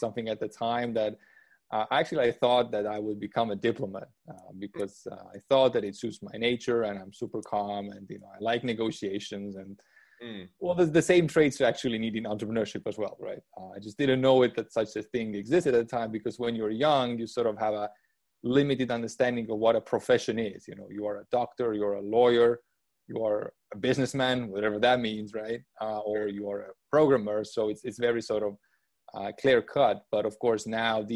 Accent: Estonia; moved away as an adult; also born or lived in United States; I was born and raised in Estonia

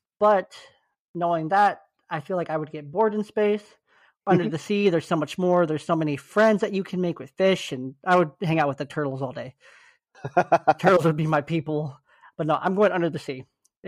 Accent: California, United States; Like I grew up in the Bay Area for high school.

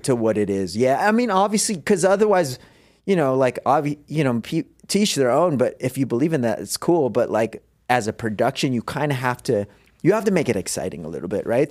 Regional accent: Philippines; moved away; I was born in the Philippines

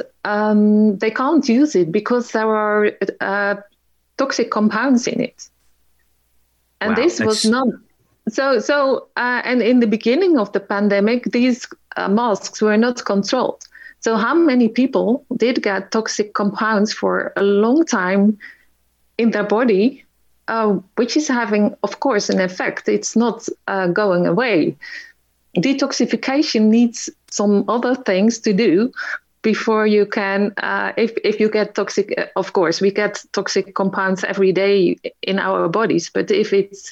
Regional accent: Netherlands; I'm from Holland

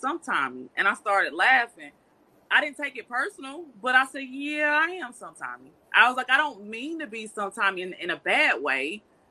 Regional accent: North Carolina, United States; I'm from North Carolina. I'm a country girl.

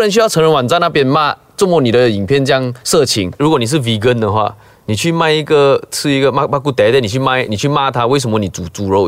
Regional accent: Klang, Selangor, Malaysia; 我是巴生人

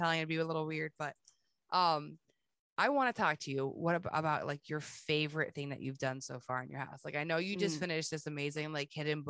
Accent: Canada; I am French Canadian, my friend. I have visited your cities, your towns, your provinces.

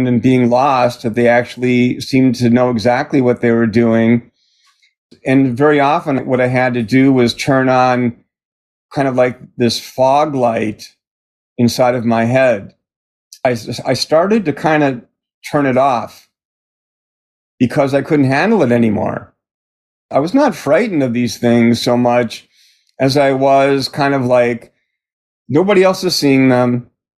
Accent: Milwaukee, Wisconsin, United States; I grew up in Milwaukee, Wisconsin

